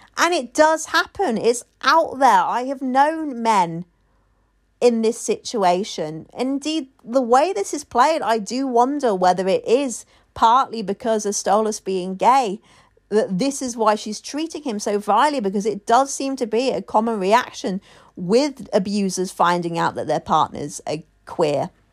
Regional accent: United Kingdom; I'm a Brit

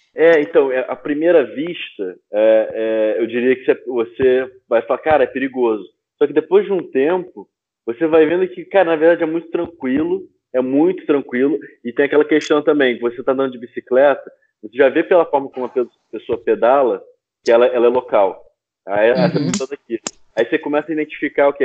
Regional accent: Rio de Janeiro, Brazil; moved away as an adult; also born or lived in Lisbon, Portugal; now in Amsterdam, Netherlands; como carioca e brasileiro

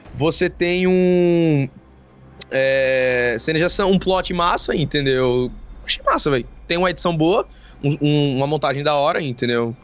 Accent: Sergipe, Brazil; a gente é de Sergipe

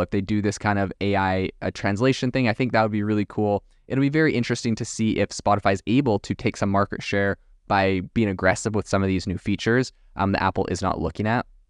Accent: Canada; also born or lived in France; I'm from Canada originally

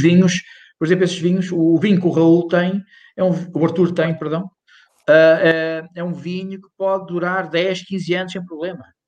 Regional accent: Ponte de Lima, Norte, Portugal; moved away; eu sou de Ponte Lima

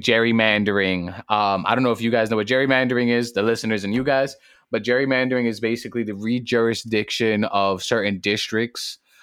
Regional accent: New York City, New York, United States; I come straight out of the Boogie Down Bronx, straight out of Harvard

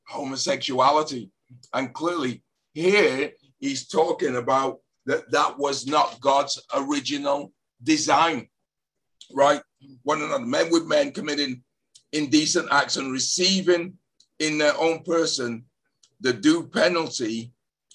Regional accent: Leeds, Yorkshire and the Humber, United Kingdom; now in New England, United States; I was born in Leeds

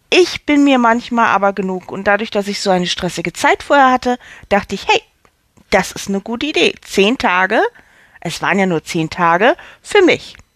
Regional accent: Hamburg, Germany; Ich komme aus Hamburg, ich bin 43, noch 43 Jahre alt und bin Schauspielerin.

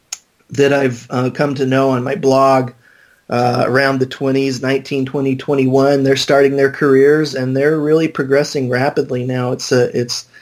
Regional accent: Phoenix, Arizona, United States; I was born and raised in Phoenix

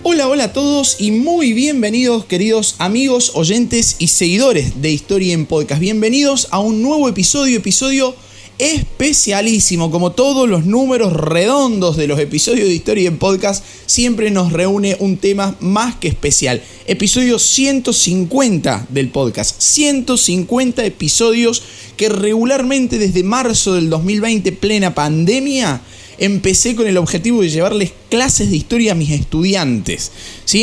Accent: Argentina; Y lo digo como docente argentino

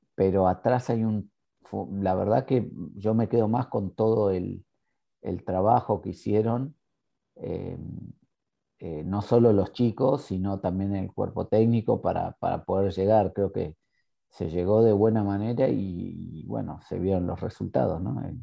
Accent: Argentina; now in Ireland; los argentinos somos especiales en eso

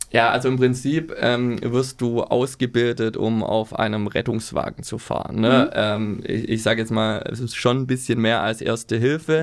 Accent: Remseck am Neckar, Baden-Württemberg, Germany; accent: Swabian; moved away as an adult; now in Hamburg, Germany; ich komme aus der Nähe von Stuttgart, Remseck am Neckar

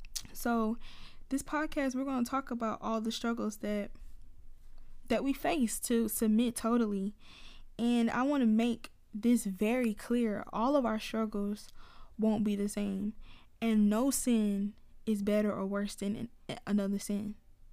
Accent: Atlanta, Georgia, United States; Y'all, I told y'all I'm from Atlanta, so please bear with me when I'm talking.

